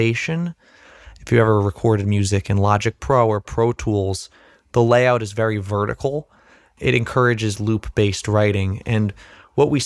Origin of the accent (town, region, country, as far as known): New Jersey, United States